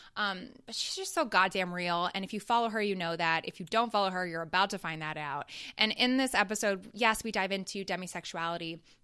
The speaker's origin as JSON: {"language": "English", "country": "Canada", "tie": "born or raised there", "moved": "yes", "lives_now": "Chicago, United States", "said": "that was my education system growing up in Canada and going to, like, a French immersion school."}